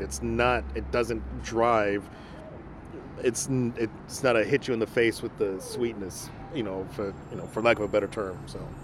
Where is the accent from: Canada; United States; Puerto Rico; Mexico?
Mexico; moved away; I am from Mexico, and so that's why I I grew up on a lot